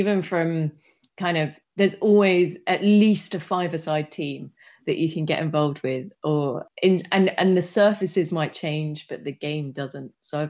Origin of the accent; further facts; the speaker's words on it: United Kingdom; now in Amsterdam, Netherlands; No, but this is where I live now. I grew up in the UK.